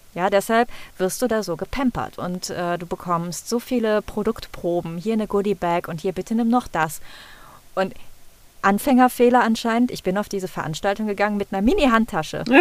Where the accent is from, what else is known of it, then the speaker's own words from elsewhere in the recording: Cologne, North Rhine-Westphalia, Germany; accent: Rhineland dialect; Ich selber bin auch mit Dialekt groß geworden. Mhm. Ich komme aus dem Rheinland